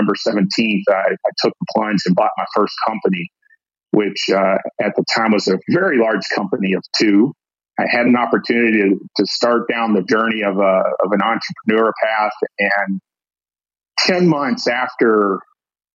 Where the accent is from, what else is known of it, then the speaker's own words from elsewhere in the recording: Kentucky, United States; I'm born and raised in Kentucky. I actually grew up in a rural county in Kentucky